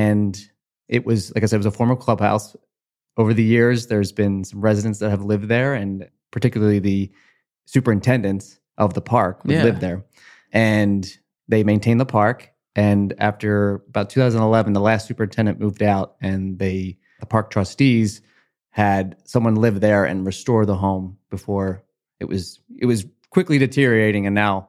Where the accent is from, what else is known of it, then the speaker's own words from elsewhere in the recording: Collingswood, New Jersey, United States; I grew up in Collingswood. Yeah. I did leave for like 7 months, moved to Cherry Hill. We'll never do it again. But I'm back home, and it's my heart has always been here, and it's hard to leave.